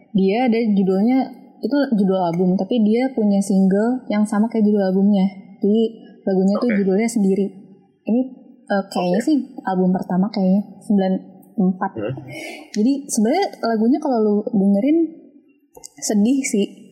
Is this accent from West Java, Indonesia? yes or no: yes; Bekasi, West Java, Indonesia; Gue dari Bekasi.